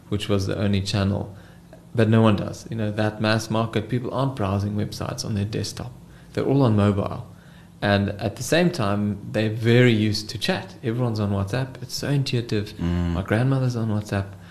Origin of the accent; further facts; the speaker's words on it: Cape Town, Western Cape, South Africa; I am from Cape Town, the Cape Town boy through and through. Did my schooling here, varsity, and now I live and work in this beautiful city of ours